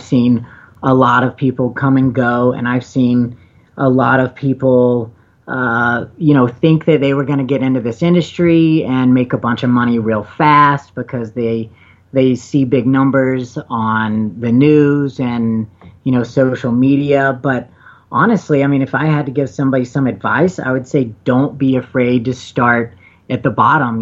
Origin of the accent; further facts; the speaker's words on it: the South, United States; now in Colorado, United States; I'm from the South where I still have friends back home